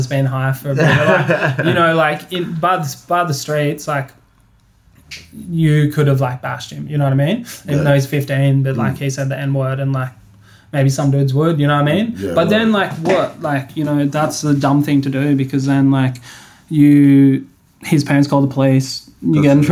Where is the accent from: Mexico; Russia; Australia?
Australia; Byron Bay, New South Wales; also born or lived in Brisbane; I grew up in Byron Bay